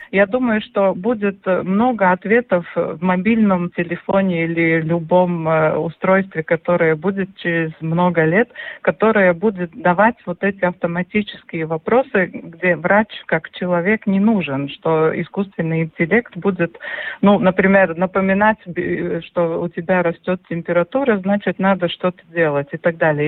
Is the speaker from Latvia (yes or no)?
yes; Gulbene, Latvia; я родилась в Губине, у нас была корова